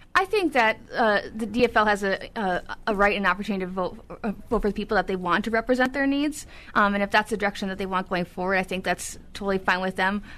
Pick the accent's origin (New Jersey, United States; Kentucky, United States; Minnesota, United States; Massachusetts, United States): Minnesota, United States; Duluth; also born or lived in Illinois; I'm actually born and raised in Duluth